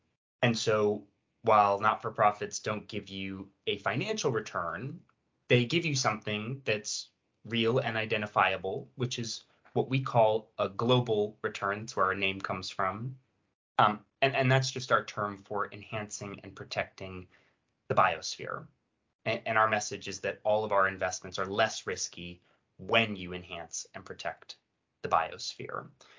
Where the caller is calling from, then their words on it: London, United Kingdom; I'm a little warm in this London heat wave, but I'm fine. I'm dialing in from London.